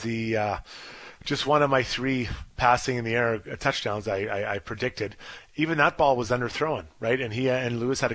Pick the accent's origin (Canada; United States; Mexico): Canada; as a Canadian